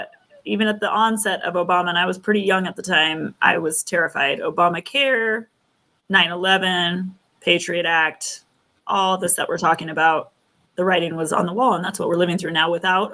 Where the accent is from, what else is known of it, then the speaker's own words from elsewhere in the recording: United States; I'm from Tahoe.